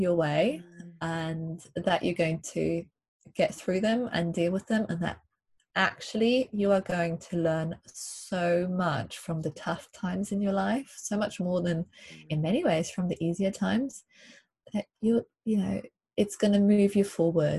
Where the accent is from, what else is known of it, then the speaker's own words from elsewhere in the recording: Germany; moved away; I grew up in Germany in a city, in a town surrounded by cities, 3 hours away from the coast.